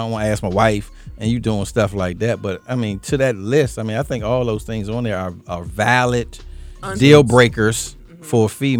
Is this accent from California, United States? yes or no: no; Washington, District of Columbia, United States; I'm from Washington, D.C.